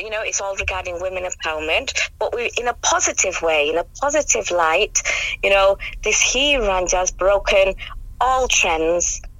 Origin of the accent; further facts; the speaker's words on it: United Kingdom; first language English; I'm British born, so my first language, I know a lot of people do say it's I've Savile Punjabi, but my first language is English. Um, and um, my family, joint family system, um, came, we, we traditionally speak Punjabi. Urdu is self taught, self learned.